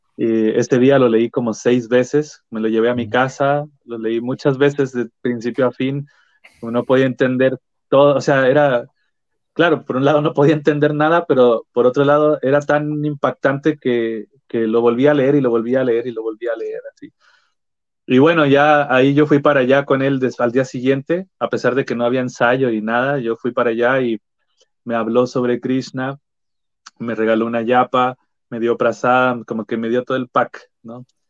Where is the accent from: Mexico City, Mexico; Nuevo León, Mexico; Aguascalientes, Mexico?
Aguascalientes, Mexico; now in Santiago, Chile; yo soy de Aguascalientes, ¿no? casi el centro del país de México